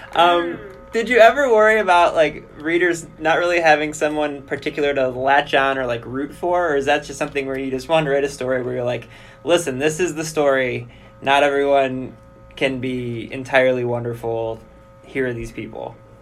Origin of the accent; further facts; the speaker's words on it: Cleveland, Ohio, United States; We're from Cleveland.